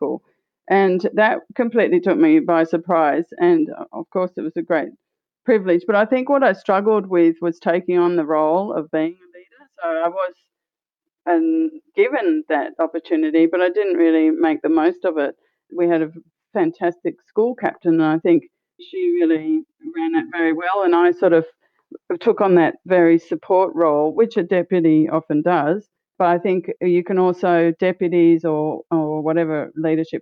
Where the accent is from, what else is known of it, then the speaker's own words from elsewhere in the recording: Australia; also born or lived in Costa Rica / Peru / Colombia; as an Australian